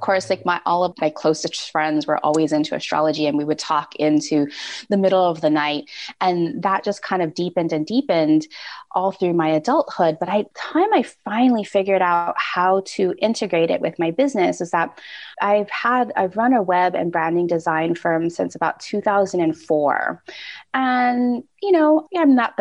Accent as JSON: {"language": "English", "region": "Hawaii", "country": "United States", "tie": "born or raised there", "said": "I grew up in Hawaii"}